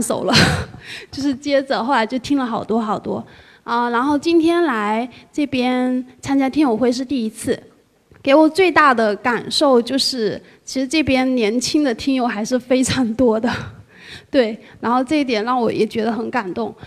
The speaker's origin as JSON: {"language": "Chinese", "town": "Ningde", "region": "Fujian", "country": "China", "lives_now": "Fuzhou, China", "said": "我是来自那个福建宁德，然后目前在福州工作"}